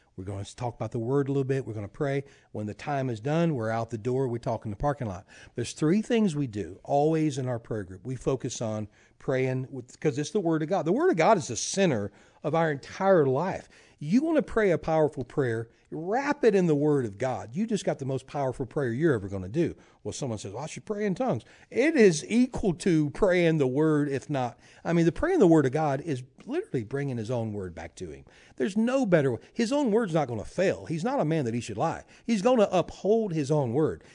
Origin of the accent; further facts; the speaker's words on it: Louisiana, United States; now in Tulsa, United States; I'm from Louisiana